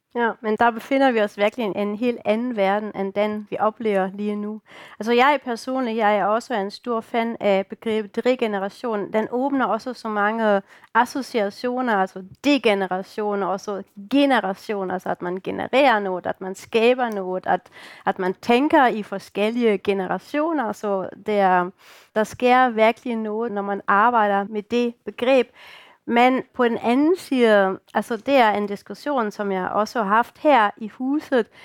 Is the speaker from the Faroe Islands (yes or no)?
no; Germany; Danish is a second language; now in Denmark; I kan jo godt høre, at jeg ikke er dansker, jeg kommer fra Tyskland